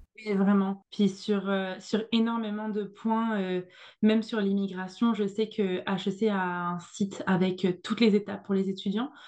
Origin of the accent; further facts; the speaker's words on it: France; moved away as an adult; now in Montreal, Canada; J'étais, j'étais la petite française, je débarquais, j'avais pas le même accent